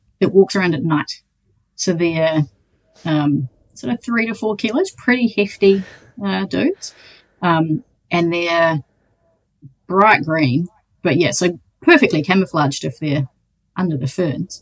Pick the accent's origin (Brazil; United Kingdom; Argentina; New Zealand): New Zealand; Te Anau, Southland; Growing up in Te Anau, I grew up on a farm